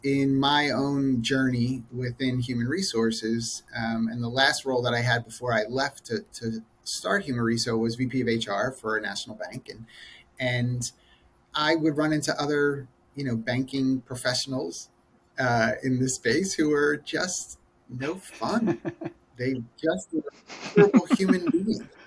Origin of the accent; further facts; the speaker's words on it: Philadelphia, Pennsylvania, United States; I am originally from the Philadelphia area